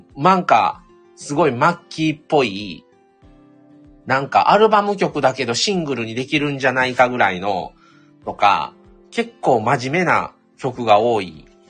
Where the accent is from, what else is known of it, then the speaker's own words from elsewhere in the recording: Kobe, Hyogo, Japan; also born or lived in Shiga Prefecture; 神戸で育ったんですけど、生まれが滋賀県、琵琶湖のあるとこですね。でも育ったのは神戸